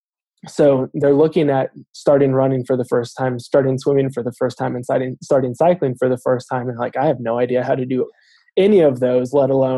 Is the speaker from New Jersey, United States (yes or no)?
no; Southern California, United States; moved away as an adult; now in Denver, United States; I am originally from Southern California